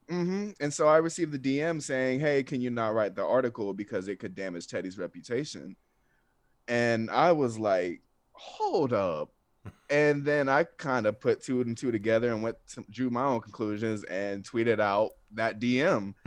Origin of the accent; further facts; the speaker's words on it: Atlanta, Georgia, United States; I'm from North Atlanta